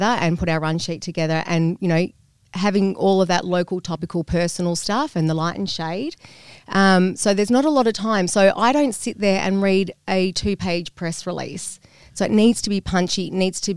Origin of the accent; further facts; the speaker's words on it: Phillip Island, Victoria, Australia; also born or lived in Thailand; I'm originally from the East Coast